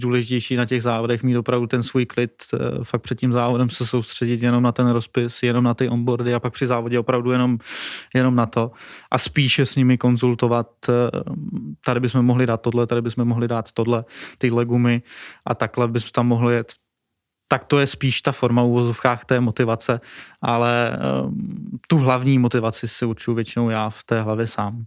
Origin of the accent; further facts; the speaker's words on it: Moravia, Czechia; Jsme z Moravy